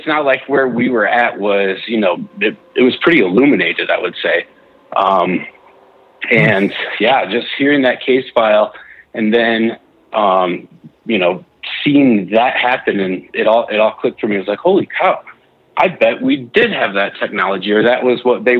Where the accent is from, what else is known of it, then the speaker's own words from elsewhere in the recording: Chicago, Illinois, United States; moved away as an adult; now in Utah, United States; I grew up around Chicagoland and moved out here to Utah for college